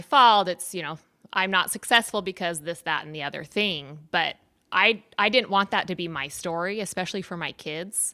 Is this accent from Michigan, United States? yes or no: no; San Diego, California, United States; moved away as an adult; also born or lived in Utah / Puerto Rico; now in El Salvador; I was born in Utah and kind of moved around a little bit, but I spent the majority of my, my, my time in San Diego